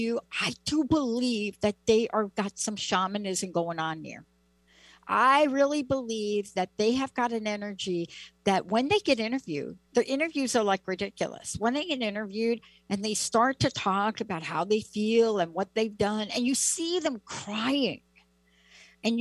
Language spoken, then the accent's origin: English; New York City, New York, United States; me growing up in the Bronx